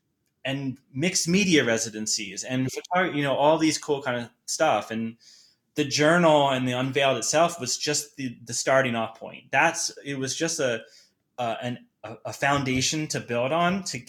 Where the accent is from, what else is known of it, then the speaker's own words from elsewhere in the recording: Boulder, Colorado, United States; a lot of people don't know that I'm from Boulder because of how dark the photography is